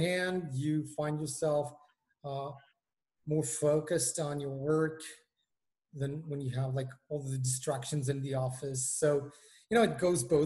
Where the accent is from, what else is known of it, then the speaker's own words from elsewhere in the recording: Israel; moved away as an adult; now in London, United Kingdom; Originally, I come from Israel, and I've just migrated to London.